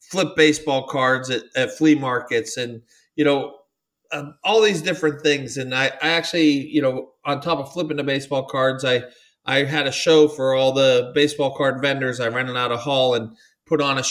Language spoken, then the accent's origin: English; United States; I definitely have grew up American kid